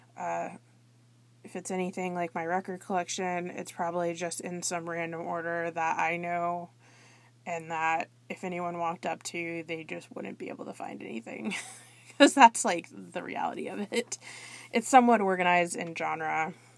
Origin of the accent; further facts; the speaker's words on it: South Florida, United States; I'm from the South Florida area